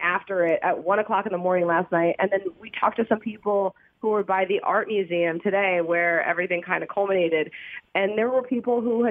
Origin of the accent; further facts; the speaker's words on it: Philadelphia, Pennsylvania, United States; I'm from Philadelphia